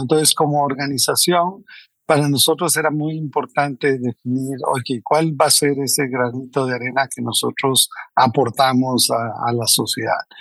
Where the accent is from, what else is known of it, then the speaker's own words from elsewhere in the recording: Costa Rica; moved away as an adult; now in Mexico; soy costarricense, entonces eso normal. Casi toda la gente piensa que soy mexicano, pero, soy, eh, de Costa Rica